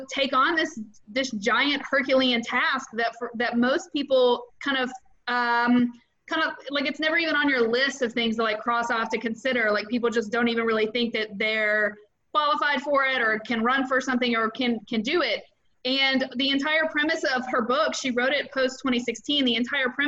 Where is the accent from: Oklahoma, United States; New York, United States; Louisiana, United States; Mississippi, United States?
Mississippi, United States; moved away as an adult; now in Florida, United States; I'm originally from Mississippi. I've been in Florida for 7 years